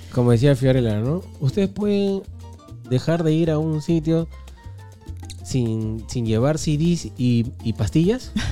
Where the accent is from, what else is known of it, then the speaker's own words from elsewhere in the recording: Peru; nosotros como buenos peruanos